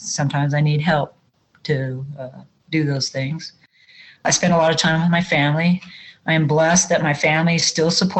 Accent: Wyoming, United States; I live in my hometown. I've lived here all my life, was born and raised here

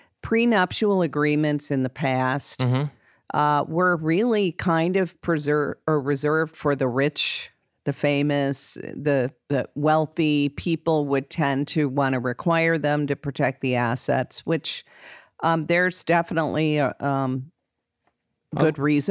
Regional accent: Wisconsin, United States; another reason I'm from Wisconsin, and in Wisconsin and some other states, you have marital property laws.

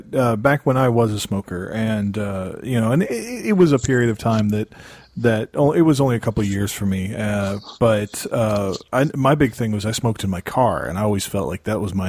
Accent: Mississippi, United States; moved away; I grew up in Mississippi, which is, you know, considered the like redneckiest part of the United States.

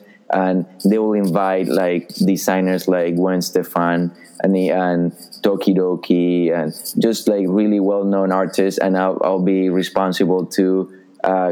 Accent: Colombia; moved away as an adult; now in New York City, United States; I was born and raised in Colombia in South America

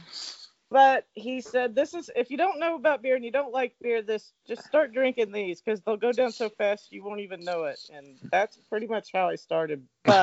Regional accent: Kentucky, United States; I'm from Kentucky

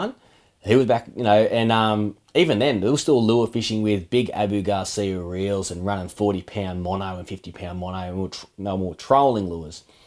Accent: Australia; we grew up in Mara

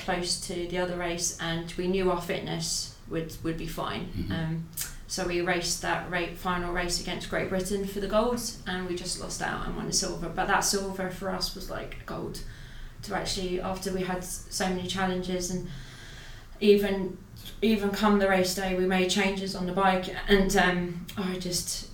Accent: Ireland; I'm an Irish paracyclist.

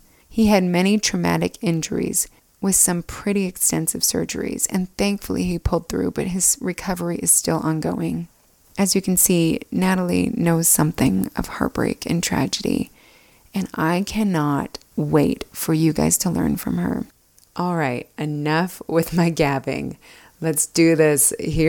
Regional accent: Alpine, Utah, United States; But we grew up in Alpine, Utah, just two houses down from each other.

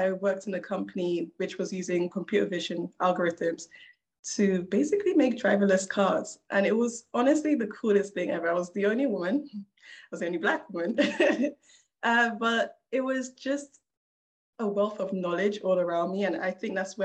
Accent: London, United Kingdom; I was a kid growing up in South London, not the best of areas

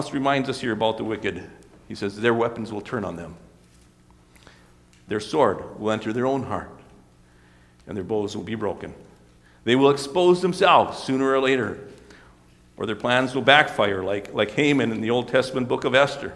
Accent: Mackville, United States; moved away; I was back in my hometown this last week here in Mackville

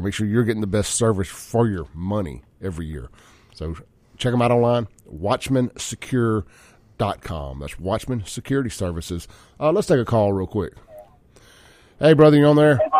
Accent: Jackson, Mississippi, United States; I grew up with Chance in South Jackson.

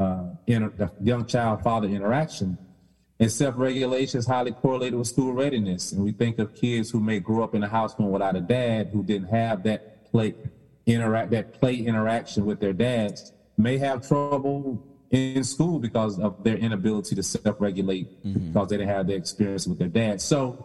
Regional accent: the South, United States; I use the word ain't because I'm from the South.

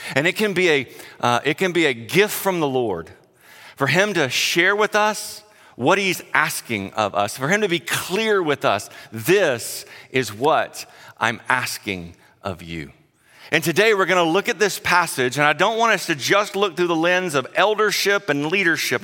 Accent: South Carolina, United States; moved away; I grew up in South Carolina, if you can't tell my accent

